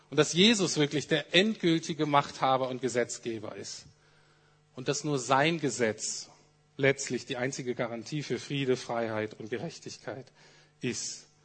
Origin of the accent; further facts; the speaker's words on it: Germany; Aber ich bin so aufgewachsen, dass ich als Deutscher in ganz existenziellen Krisen und Nöten, in denen wir als Menschen kommen können